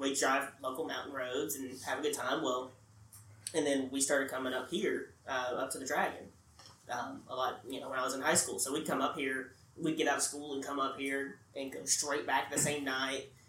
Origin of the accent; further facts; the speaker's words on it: North Carolina, United States; I grew up here. I grew up on the North Carolina side